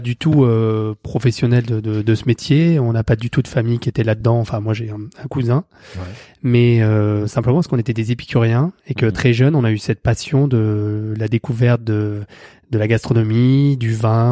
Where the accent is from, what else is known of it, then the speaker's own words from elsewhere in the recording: south of France, France; now in Paris, France; Je suis parisien d'adoption. Je viens du sud de la France à la base